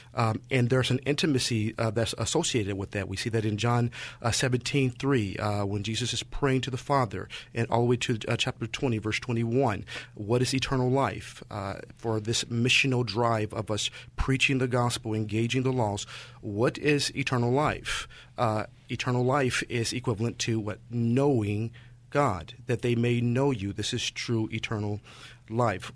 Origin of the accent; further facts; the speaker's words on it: St. Louis, Missouri, United States; moved away as an adult; now in San Francisco Bay Area, United States; was born and raised in Saint Louis